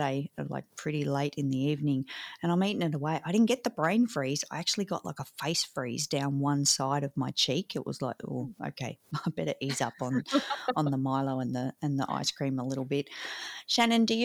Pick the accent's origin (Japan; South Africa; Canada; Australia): Australia; as all Aussie kids growing up